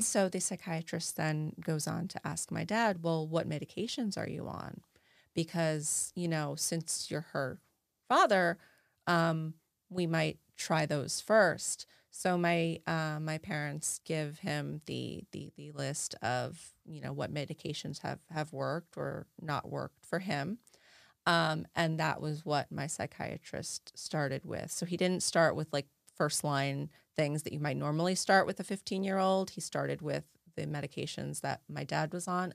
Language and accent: English; New Jersey, United States; growing up in New Jersey, I had a lot of Jewish friends